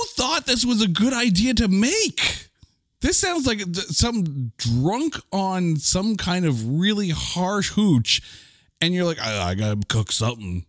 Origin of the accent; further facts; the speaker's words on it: Canada; I'm Canadian